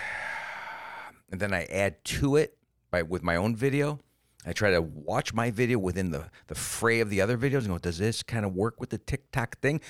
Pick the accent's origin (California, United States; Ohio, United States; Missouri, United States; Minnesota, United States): Ohio, United States; Cleveland; moved away; also born or lived in Germany; I came from Cleveland